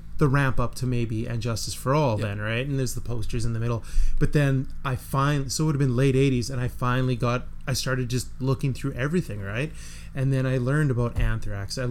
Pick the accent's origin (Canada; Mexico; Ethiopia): Canada; Melville, Saskatchewan; I'm from Melville